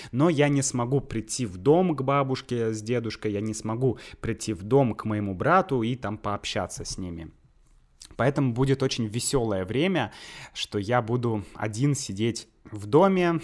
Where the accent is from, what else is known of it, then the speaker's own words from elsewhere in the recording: Saint Petersburg, Russia; moved away as an adult; also born or lived in Leningrad Oblast; now in Moscow, Russia; я сам из Санкт-Петербурга, и в Санкт-Петербурге находятся, ну, по сути, все мои родственники